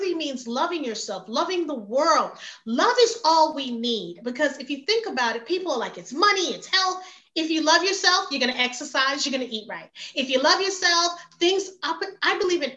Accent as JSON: {"language": "English", "town": "New York City", "region": "New York", "country": "United States", "tie": "born or raised there", "also_born_or_lived": "Jamaica", "moved": "as an adult", "lives_now": "Georgia, United States", "said": "I was raised in Brooklyn, New York."}